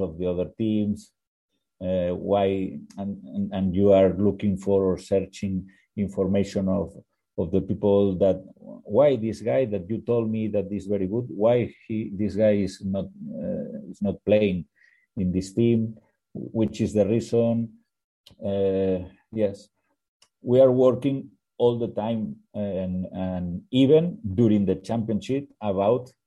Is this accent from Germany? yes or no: no; Barcelona, Catalonia, Spain; English is a second language; moved away as an adult; now in India; I am from Barcelona